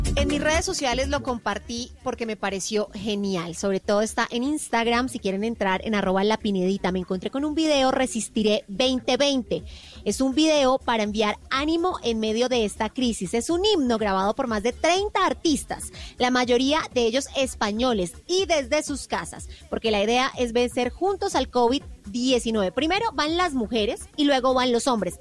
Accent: Bogotá, Bogotá Capital District, Colombia; yo soy más cachaca que Monserrati, súper cachaca

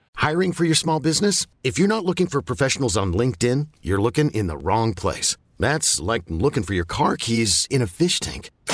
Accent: Champaign, Illinois, United States; I was born in Champaign, Illinois

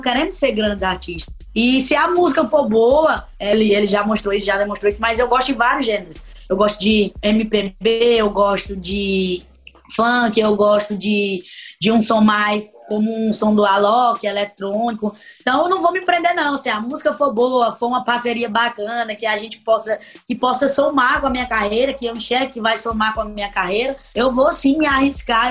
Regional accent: Ceará, Brazil; eu sou cearense, eu sou nordestina, e aqui a gente vive o forró

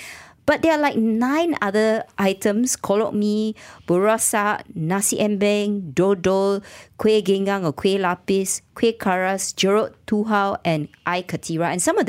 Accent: Malaysia; I'm a Malaysian. This is my calling.

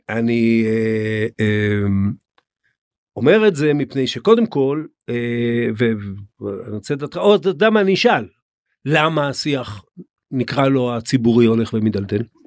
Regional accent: Israel; אנחנו כישראלים

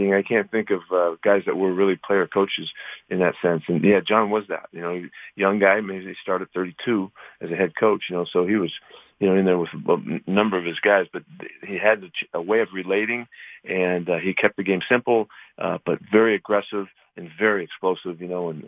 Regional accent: Bay Area, California, United States; I grew up watching him in the Bay Area

